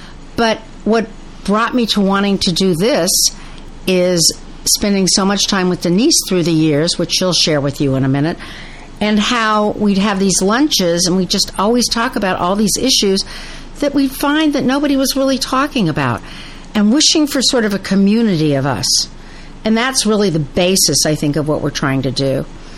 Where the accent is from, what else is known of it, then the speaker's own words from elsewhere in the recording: Los Angeles, California, United States; also born or lived in Paris; I grew up in Los Angeles. I went to school at Cal Berkeley